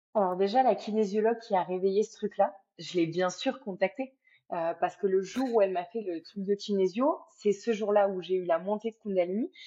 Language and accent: French; France; moved away as an adult; also born or lived in Cambodia / Thailand; j'ai quitté la France, je suis partie vivre euh, sept ans en Asie